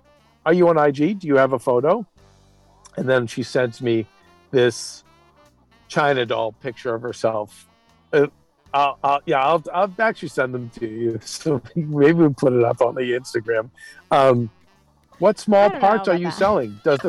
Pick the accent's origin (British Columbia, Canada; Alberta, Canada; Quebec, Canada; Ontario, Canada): British Columbia, Canada; Vancouver; I'm from Vancouver.